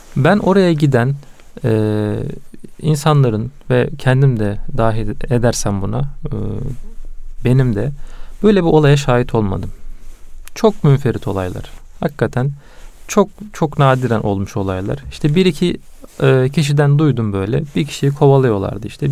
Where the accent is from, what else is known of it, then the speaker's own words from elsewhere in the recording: Karaman Province, Turkey; ben Karamanlıyım